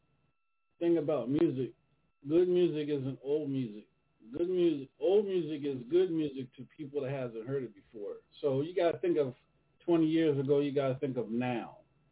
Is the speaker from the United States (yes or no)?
yes; Baton Rouge, Louisiana, United States; I'm from Baton Rouge